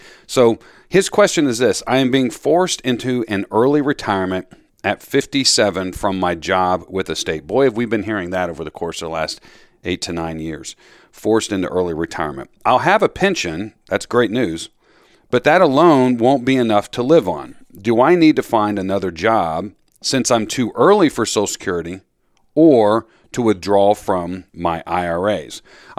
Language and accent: English; Florida, United States; now in Philadelphia, United States; You know, I grew up down in Florida.